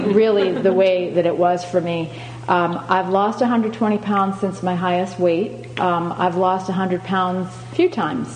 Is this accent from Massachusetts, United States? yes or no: yes; Boston, Massachusetts, United States; moved away as an adult; also born or lived in Pennsylvania / San Francisco area; now in San Francisco, United States; I lived in Pennsylvania for 6 years before moving here, but I grew up in the Boston area